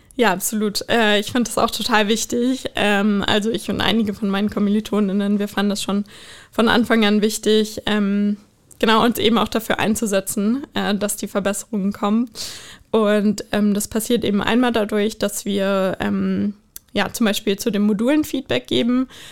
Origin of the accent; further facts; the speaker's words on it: Bonn, North Rhine-Westphalia, Germany; also born or lived in United States; now in Berlin, Germany; ich bin, äh, ursprünglich in Bonn geboren.